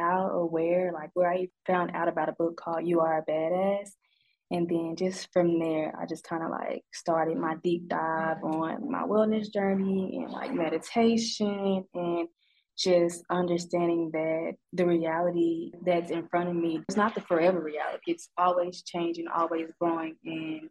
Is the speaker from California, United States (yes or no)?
no; Sikeston, Missouri, United States; moved away as an adult; also born or lived in Cape Girardeau, Missouri / Jonesboro, Arkansas / Arlington, Texas; now in Arkansas, United States; I am from a town called Sikeston, Missouri. It is like 2 hours outside of St. Louis, so just that area.